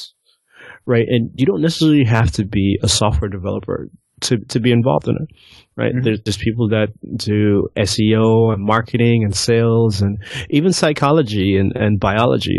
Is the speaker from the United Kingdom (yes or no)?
no; Antigua & Barbuda; moved away as an adult; I was born and raised in Antigua, you know, came up here for college